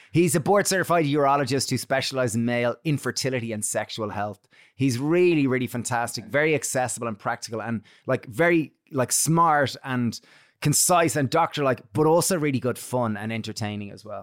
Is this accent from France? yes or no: no; Ireland; we grew up in Catholic Ireland where you didn't talk about masturbation